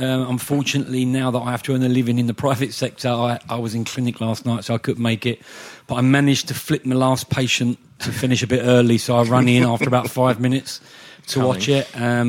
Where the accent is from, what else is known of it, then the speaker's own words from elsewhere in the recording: London, United Kingdom; Although I came from East Ham, and my family are West Ham fans